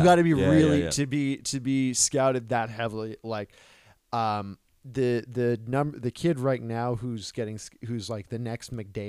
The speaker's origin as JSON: {"language": "English", "country": "United States", "said": "I'm American."}